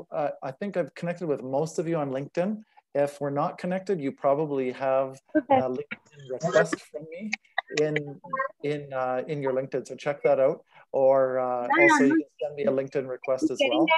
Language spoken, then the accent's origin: English; Manitoba, Canada; moved away; also born or lived in Ottawa / Saskatchewan; I was born in Ottawa, grew up in Manitoba and spent about 25 years in Saskatchewan